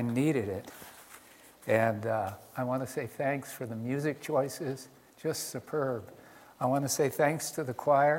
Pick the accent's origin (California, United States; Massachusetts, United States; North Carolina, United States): California, United States; I grew up in California.